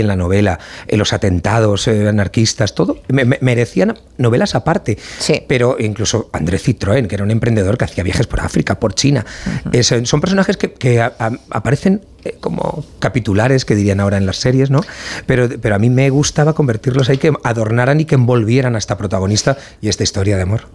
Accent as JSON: {"language": "Spanish", "region": "Valencian Community", "country": "Spain", "said": "como valenciano"}